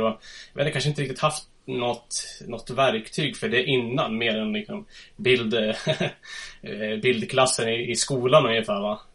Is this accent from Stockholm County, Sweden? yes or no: yes; Huddinge, Stockholm County, Sweden; moved away as an adult; now in Östersund, Sweden; Jag är född och uppvuxen i Huddinge söder om Stockholm